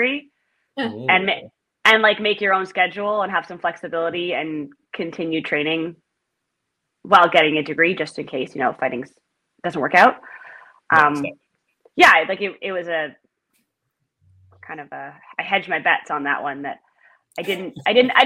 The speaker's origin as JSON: {"language": "English", "town": "Ottawa", "region": "Ontario", "country": "Canada", "tie": "born or raised there", "said": "I grew up just outside of Ottawa, and then I moved into the city"}